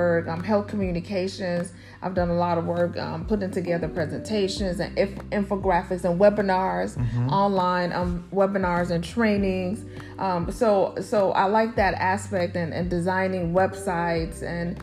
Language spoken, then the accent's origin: English; Chicago, Illinois, United States; I was born and raised in Chicago, Chi-Town